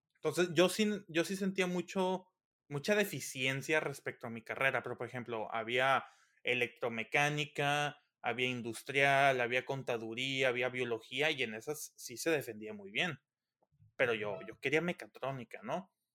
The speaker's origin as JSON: {"language": "Spanish", "town": "Los Mochis", "region": "Sinaloa", "country": "Mexico", "tie": "born or raised there", "also_born_or_lived": "State of Mexico", "moved": "as an adult", "lives_now": "Mexico City, Mexico", "said": "soy originario de Los Mochis, Sinaloa, México"}